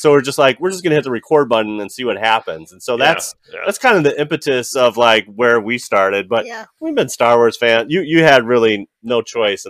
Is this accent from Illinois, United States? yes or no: yes; Chicago, Illinois, United States; we're from Chicago